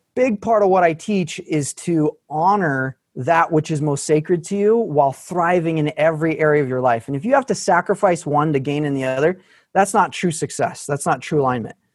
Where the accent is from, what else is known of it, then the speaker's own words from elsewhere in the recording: Arkansas, United States; I was from Arkansas